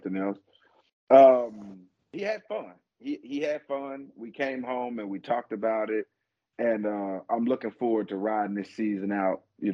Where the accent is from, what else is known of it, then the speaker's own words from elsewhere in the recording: Arkansas, United States; moved away; I'm from Arkansas